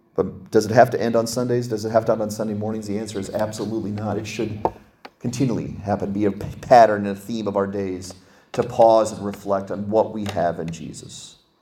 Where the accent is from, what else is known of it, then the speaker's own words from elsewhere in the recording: Pennsylvania, United States; I'm from Pennsylvania